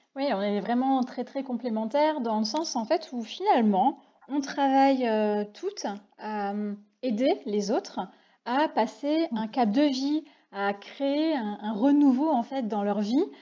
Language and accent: French; Reims, Grand Est, France; nous sommes toutes les trois des rémoises